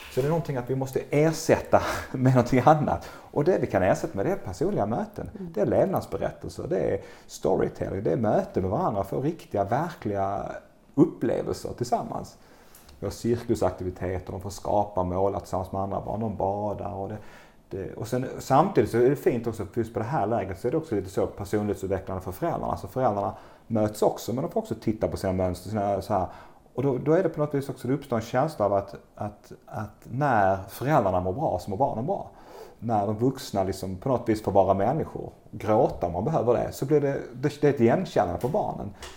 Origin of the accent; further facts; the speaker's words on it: Bjärred, Skåne, Sweden; now in Långasjö, Sweden; Jag växte upp i Bjärred utanför Lund, nere i eh, Skåne då